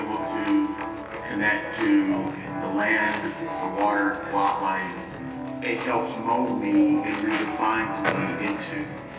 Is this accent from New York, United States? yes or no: no; Texas, United States; also born or lived in Austin, Texas; Born and raised in Corpo, Texas, and I'm from Austin, Texas.